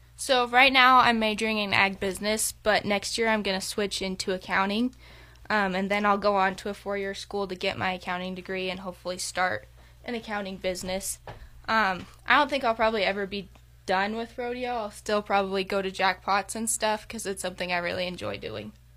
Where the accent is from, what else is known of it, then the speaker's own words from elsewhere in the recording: Veteran, Wyoming, United States; I'm from Veteran, Wyoming. I lived in Goshen County my entire life.